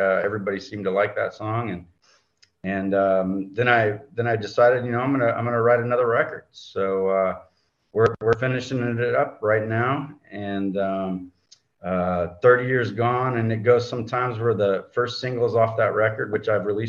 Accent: California, United States; moved away as an adult; also born or lived in East Coast; now in Houston, United States; Well, I grew up out in California, and I went to college on the East Coast, and then I graduated in 2000, and I came to Houston.

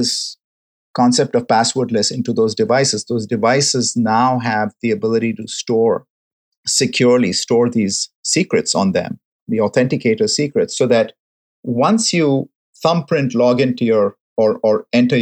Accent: Mumbai, Maharashtra, India; now in San Francisco, United States; Mumbai, my hometown

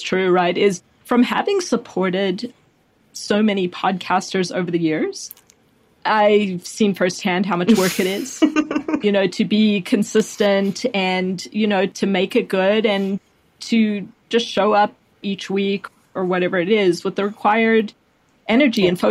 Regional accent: South Africa; also born or lived in Chicago / Washington, District of Columbia, United States; now in Austin, United States; I grew up in South Africa

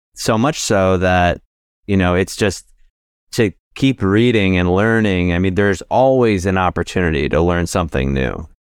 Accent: New Jersey, United States; I grew up in New Jersey

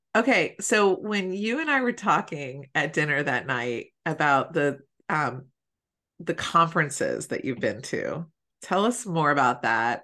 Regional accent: Philadelphia, Pennsylvania, United States; we're both from Philly

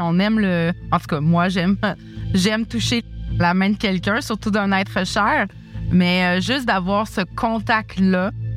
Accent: Quebec City, Quebec, Canada; now in Montreal, Canada; je suis native de Québec

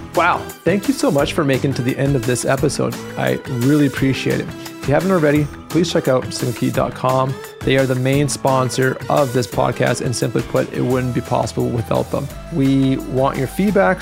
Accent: Alberta, Canada; I, am born and raised in Alberta. I haven't left yet.

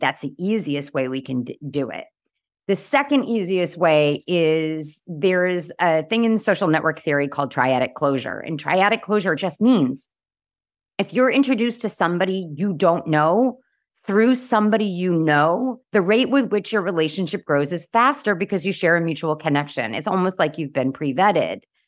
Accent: Boston, Massachusetts, United States; I'm from Boston.

